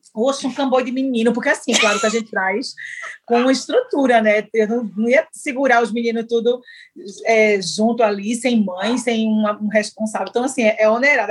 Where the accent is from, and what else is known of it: Northeast Brazil, Brazil